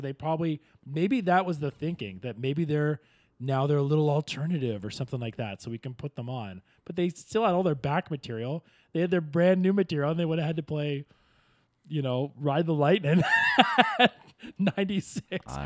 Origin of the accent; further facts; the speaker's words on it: Kingston, Ontario, Canada; I grew up in Kingston, which is only 2.5 hours away from Toronto